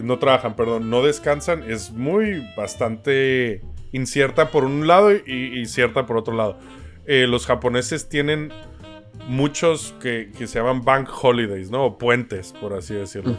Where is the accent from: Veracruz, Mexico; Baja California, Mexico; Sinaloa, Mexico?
Baja California, Mexico; Tijuana; moved away; Yo nací en Tijuana, güey, México, frontera con Estados Unidos. Para mí, Estados Unidos, cuando crecí, era el primer mundo y era el objetivo a llegar, porque pues de ahí soy